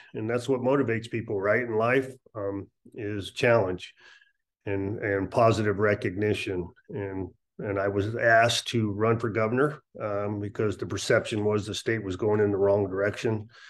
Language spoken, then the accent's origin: English; Las Vegas, Nevada, United States; also born or lived in Misawa, Japan / Europe; I was born in Misawa, Japan, on an Air Force base, and migrated around Europe. And so I've been, before I came to Las Vegas, went to Rancho High School here locally in Las Vegas